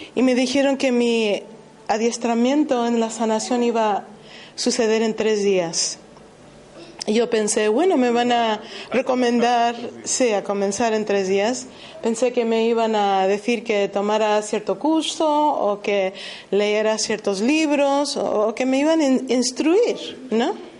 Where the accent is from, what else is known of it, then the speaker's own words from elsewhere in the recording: United States; moved away; Yo jamás hubiera pensado que iba a dejar los Estados Unidos, porque yo soy estadounidense